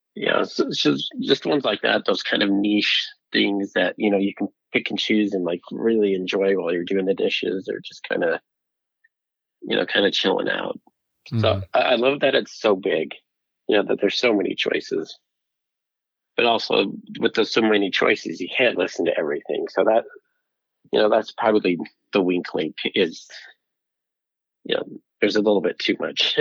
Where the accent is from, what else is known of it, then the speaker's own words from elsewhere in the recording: Utah, United States; also born or lived in Vernal, Utah / Salt Lake City area, Utah; I grew up in Utah